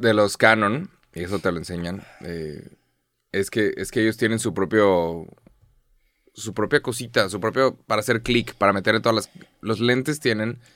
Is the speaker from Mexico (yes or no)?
yes; Mexico; En, en México somos muy conscientes de nuestro acento